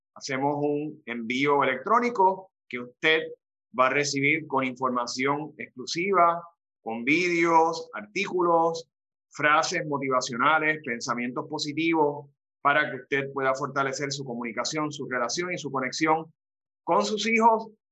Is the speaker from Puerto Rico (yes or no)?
yes; Arecibo, Puerto Rico; Ese es mi pueblo, así que pueden ir allá a Arecibo